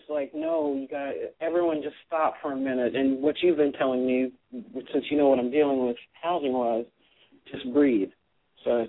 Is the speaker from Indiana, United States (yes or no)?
no; Fresno, California, United States; I grew up in Fresno, California.